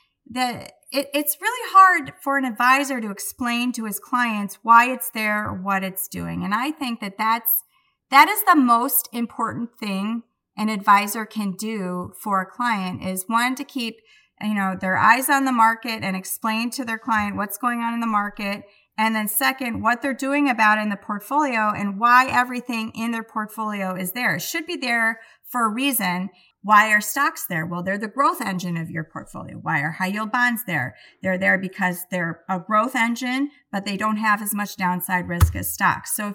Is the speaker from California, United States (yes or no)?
no; Milwaukee, Wisconsin, United States; I'm from Milwaukee.